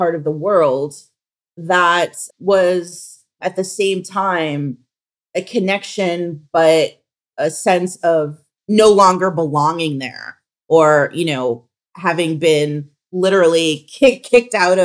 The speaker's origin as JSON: {"language": "English", "town": "Boston", "region": "Massachusetts", "country": "United States", "tie": "born or raised there", "said": "I was born and raised in Boston."}